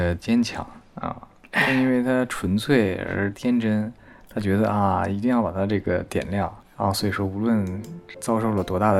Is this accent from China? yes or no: yes; Heilongjiang, China; 我小时候在黑龙江是不可能够遇到这种情况，